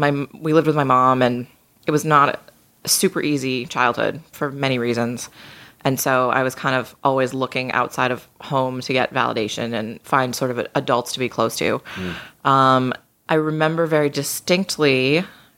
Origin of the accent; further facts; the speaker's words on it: just outside of Boston, Massachusetts, United States; I grew up just outside of Boston.